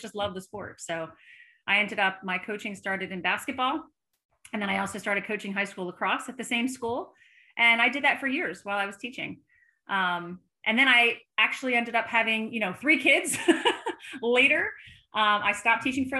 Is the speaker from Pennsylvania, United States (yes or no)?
yes; outside of Philadelphia, Pennsylvania, United States; I was born and raised outside of Philadelphia